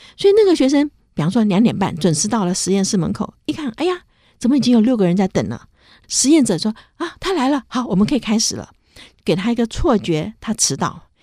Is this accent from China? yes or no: no; Taiwan; 我觉得我是回台湾教书，好，已经在中正大学教书，那时候我那一年是四十四岁